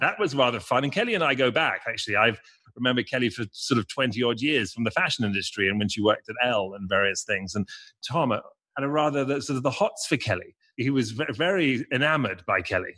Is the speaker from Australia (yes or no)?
no; England, United Kingdom; being English